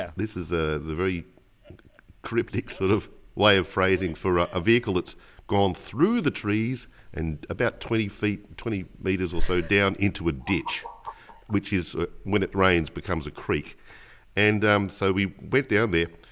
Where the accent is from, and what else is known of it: Australia